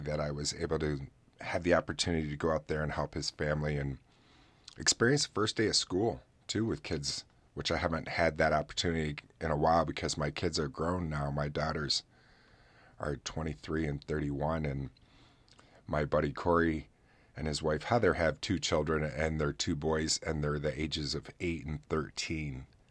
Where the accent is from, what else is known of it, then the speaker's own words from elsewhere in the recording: New York, United States; New York, my home state